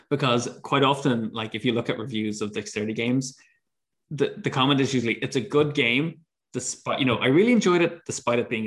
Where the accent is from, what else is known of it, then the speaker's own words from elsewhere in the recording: Ireland; It, it's funny as an Irish person.